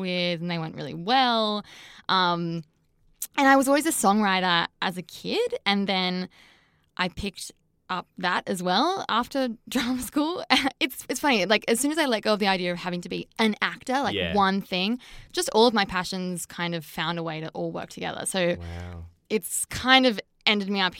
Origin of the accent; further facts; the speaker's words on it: Sydney, New South Wales, Australia; I grew up in Sydney, so I've been bopping around here my whole life